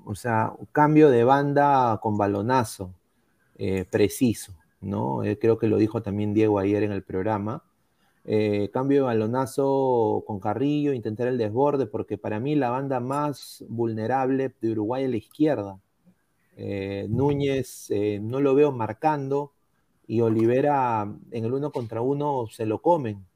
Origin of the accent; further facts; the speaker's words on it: Peru; Todos somos peruanos